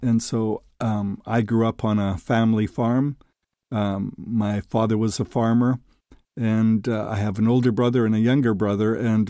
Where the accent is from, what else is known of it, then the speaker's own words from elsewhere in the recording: Saskatchewan, Canada; And I've, growing up in Saskatchewan, although there was a fairly large Ukrainian community